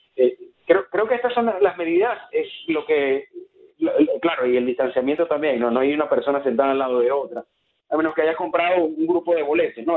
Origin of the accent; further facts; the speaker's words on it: Maracaibo, Zulia, Venezuela; moved away; yo que vengo de Maracaibo, los maracuchos eh, tomamos cualquier ocasión para celebrar